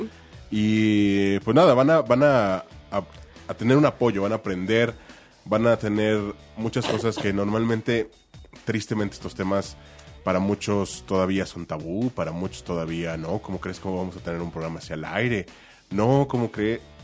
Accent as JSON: {"language": "Spanish", "country": "Mexico", "said": "Como mexicanos"}